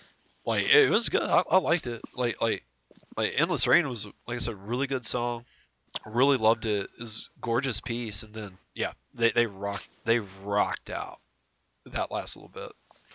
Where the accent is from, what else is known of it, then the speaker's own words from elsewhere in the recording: United States; as the American that was watching